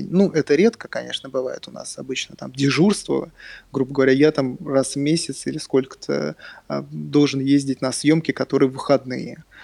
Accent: Moscow, Russia; я из Москвы. Ага. Да, а, я, из... я родился в Москве. Родился да, в Москве.

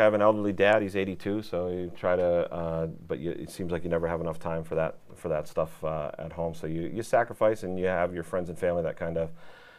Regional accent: Chicopee, Massachusetts, United States; I'm from Chicopee, Mass.

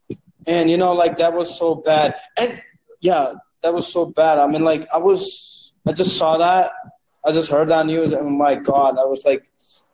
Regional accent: India; I'm not even from the U.S., so I'm from India.

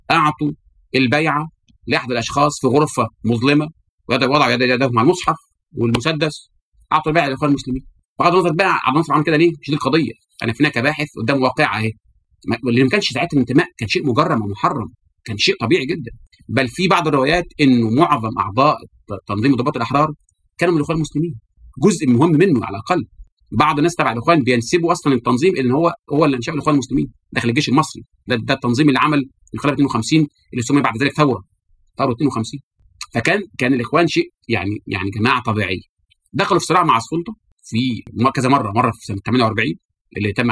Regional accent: Algeria; جمعيه المسلمين عندنا في الجزائر

